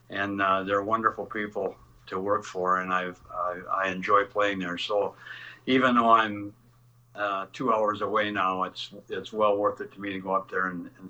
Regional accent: Midwest, United States; you know, I'm a Midwesterner, so I'm used to it.

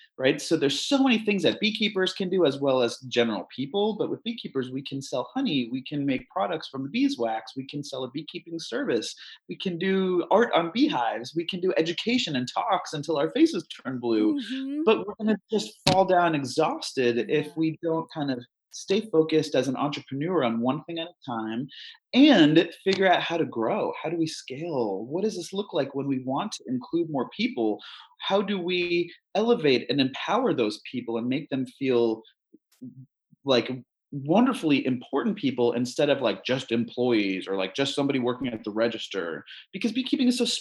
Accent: Fairfield, Connecticut, United States; now in Portland, United States; I grew up in Connecticut.

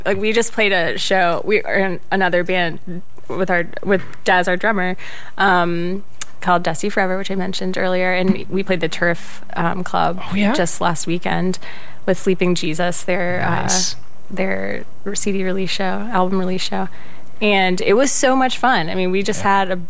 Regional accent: Roanoke, Virginia, United States; moved away as an adult; also born or lived in Athens, Georgia; now in Minneapolis, United States; I'm from Virginia, Roanoke, Virginia, Blue Ridge Mountain area.

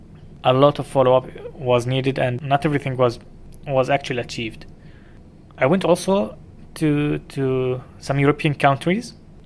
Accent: Dubai, United Arab Emirates; I grew up in Dubai.

